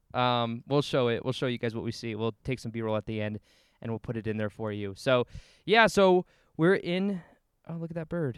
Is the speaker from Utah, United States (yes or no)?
no; Las Vegas, Nevada, United States; I was born and raised in Las Vegas